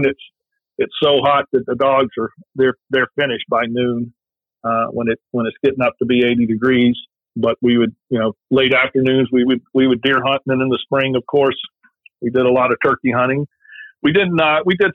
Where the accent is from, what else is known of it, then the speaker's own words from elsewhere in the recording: South Alabama, United States; now in Ohio, United States; I grew up in South Alabama, just north of the Florida Panhandle border, so L.A., Lower Alabama